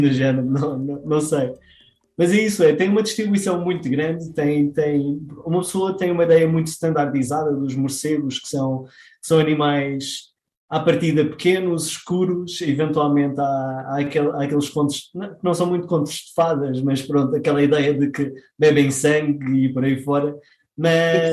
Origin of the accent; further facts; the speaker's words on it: Madeira, Portugal; eu sou da Madeira